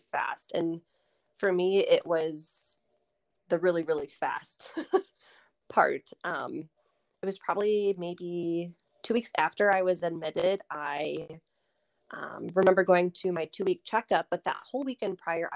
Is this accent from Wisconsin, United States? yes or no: yes; Lake Country area, Oconomowoc, Wisconsin, United States; I live here in Oconomowoc with my husband. We are both from the Lake Country area